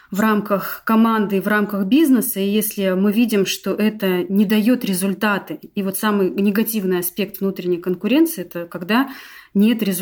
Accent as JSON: {"language": "Russian", "town": "Novosibirsk", "region": "Novosibirsk Oblast", "country": "Russia", "said": "А, я из Новосибирска. У нас э, с мужем семейный бизнес, юридическая компания."}